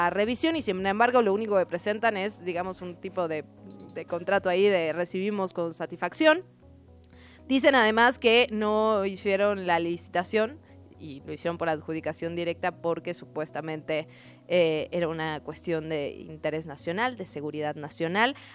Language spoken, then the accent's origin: Spanish; Mexico City, Mexico; todos somos chilangos y chilangas y chilangues.